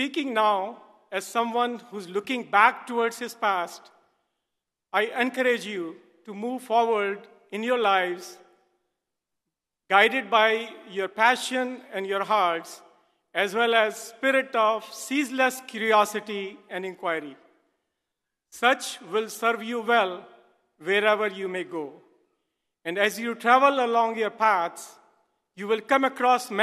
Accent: Delhi, India; moved away; I grew up in Delhi, India, in a family that ran a very successful business

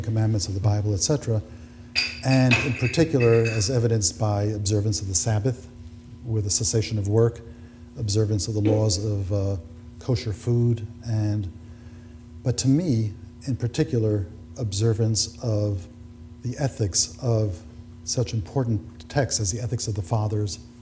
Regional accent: United States; I was born in the United States.

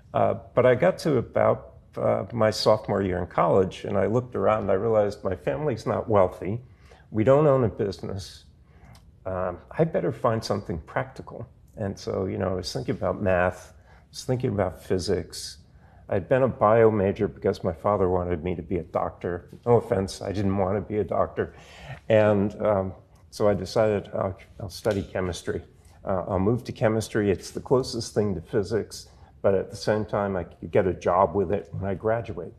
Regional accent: Providence, Rhode Island, United States; I grew up in Providence

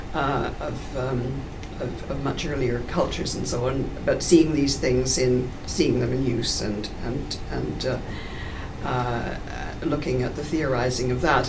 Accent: Canada; accent: Canadian; you can probably tell from my accent that I'm uh, uh, Canadian

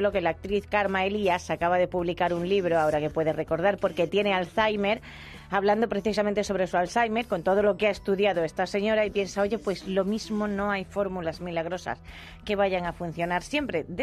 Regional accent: Extremadura, Spain

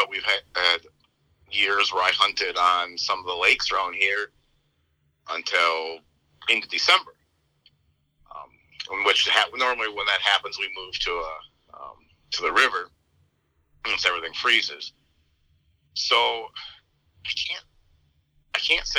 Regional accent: central/southern Minnesota, United States; moved away as an adult; now in South Dakota, United States; I'm only 3.5 hours away from my hometown

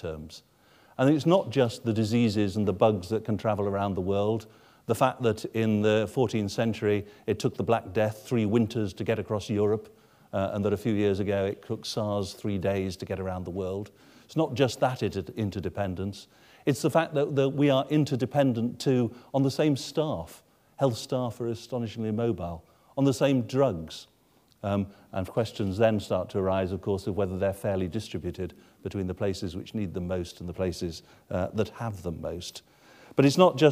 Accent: England, United Kingdom; I, as an Englishman

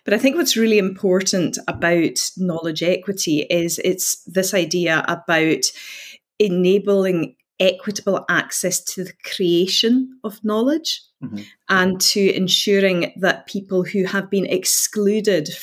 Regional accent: Outer Hebrides, Scotland, United Kingdom; now in Glasgow, United Kingdom; I'm from the Outer Hebrides, so I'm from the Gaeltacht.

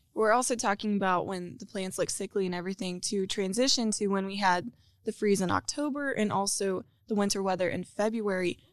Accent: Western Oklahoma, United States; I'm from Western Oklahoma and we have about twenty acres

